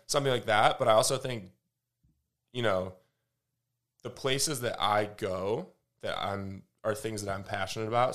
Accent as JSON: {"language": "English", "region": "Michigan", "country": "United States", "moved": "yes", "lives_now": "Austin, United States", "said": "I'm from, uh, from Michigan, live in Austin"}